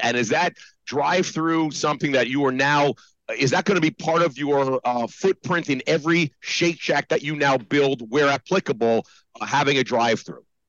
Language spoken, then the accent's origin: English; New Jersey, United States; moved away; also born or lived in New York; I was born in Jersey